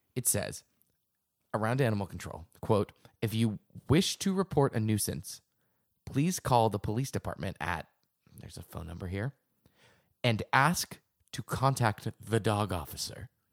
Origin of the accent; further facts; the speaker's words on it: Acton, Massachusetts, United States; my hometown, Acton, Massachusetts